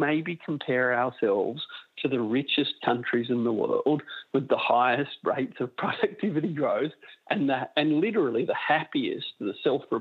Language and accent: English; Australia